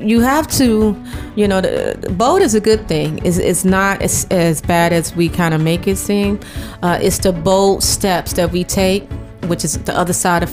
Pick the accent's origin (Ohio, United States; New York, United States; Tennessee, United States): Ohio, United States; Cleveland; moved away as an adult; now in Atlanta, United States; I'm born and raised from Cleveland, Ohio